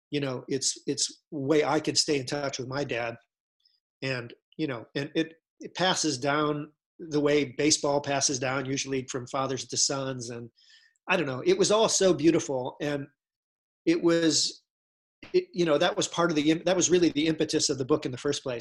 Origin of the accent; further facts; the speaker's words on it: Ohio, United States; "No, oh, no, I'm, I'm from Ohio. Sorry, you know."